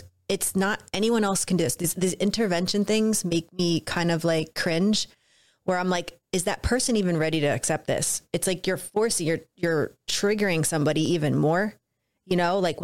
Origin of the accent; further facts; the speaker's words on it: New Jersey, United States; I grew up in New Jersey.